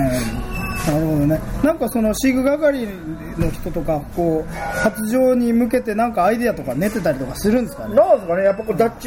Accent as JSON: {"language": "Japanese", "town": "Hachinohe", "region": "Aomori", "country": "Japan", "moved": "yes", "said": "一応青森でいいんじゃないですか八戸からあそうそうそうそうそう、うん、まあでももう八戸に縁もゆかりもなくなっちゃっ"}